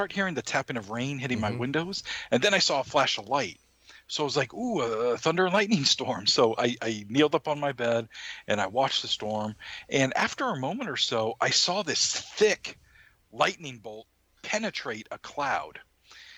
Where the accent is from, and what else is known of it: Maine, United States; born or raised there